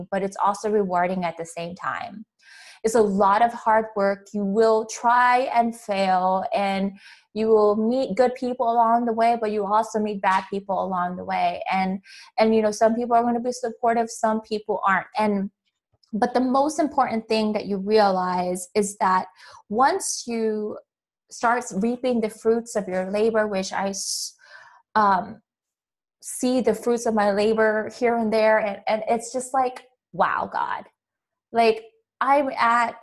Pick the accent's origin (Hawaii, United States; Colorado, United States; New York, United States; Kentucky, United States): Hawaii, United States; moved away; I'm from Hawaii